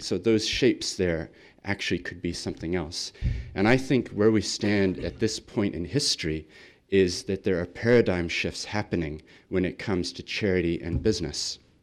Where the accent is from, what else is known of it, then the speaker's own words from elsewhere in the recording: Christchurch, Canterbury, New Zealand; also born or lived in Sydney, Australia; I come from Christchurch